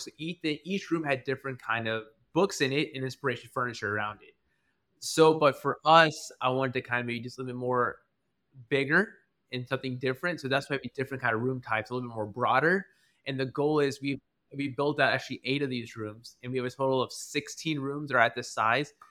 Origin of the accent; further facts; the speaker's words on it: Albany, Georgia, United States; moved away as an adult; also born or lived in Atlanta, Georgia; I was originally from South Georgia, in a small town called Albany, Georgia